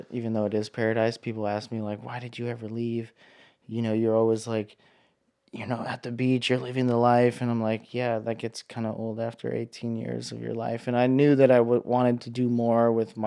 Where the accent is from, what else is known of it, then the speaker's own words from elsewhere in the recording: Hawaii, United States; growing up in Hawaii, you grow up surfing